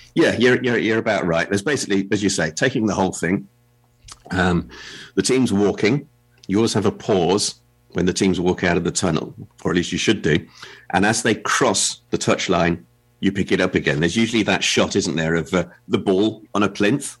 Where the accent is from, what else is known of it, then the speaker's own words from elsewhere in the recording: England, United Kingdom; as an Englishman